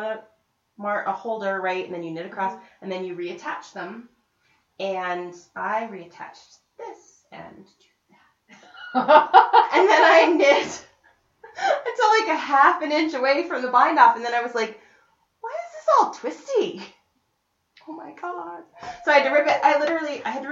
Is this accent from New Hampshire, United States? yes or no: no; Estes Park, Colorado, United States; I grew up in Estes